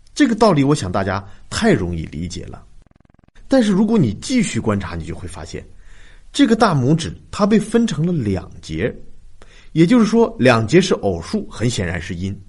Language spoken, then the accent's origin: Chinese; China; 我们中国人